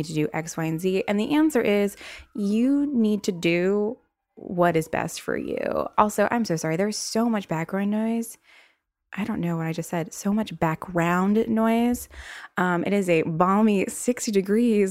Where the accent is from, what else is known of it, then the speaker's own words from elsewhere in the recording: the South, United States; accent: southern; With my little southern accent showing